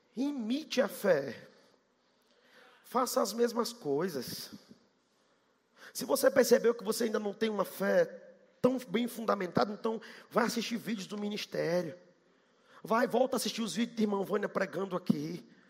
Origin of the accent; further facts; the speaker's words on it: Salvador, Bahia, Brazil; accent: baiano; eu sou baiano, 100% baiano. Falo que nem baiano, acelerado que nem baiano. Gosto de tudo de Salvador